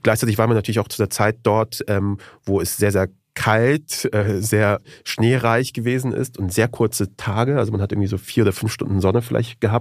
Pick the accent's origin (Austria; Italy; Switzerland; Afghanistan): Afghanistan; now in Germany; wie kommt man auf sowas als Afghane?